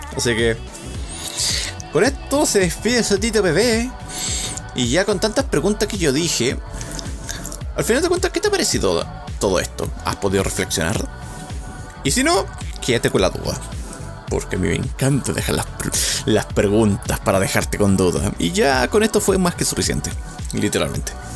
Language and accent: Spanish; Chile; accent: Chilean; mi dialecto chileno salió un poco